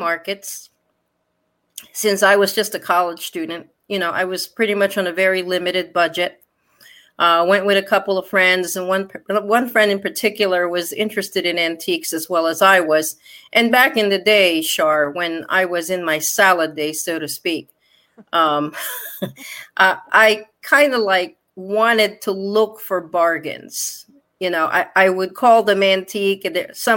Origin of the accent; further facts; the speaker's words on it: Connecticut, United States; locally where I grew up in Connecticut